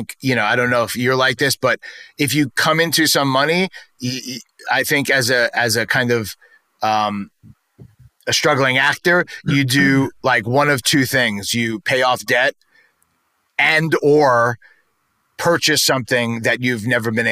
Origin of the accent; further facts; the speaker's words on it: New York City, New York, United States; accent: New York; I grew up in New York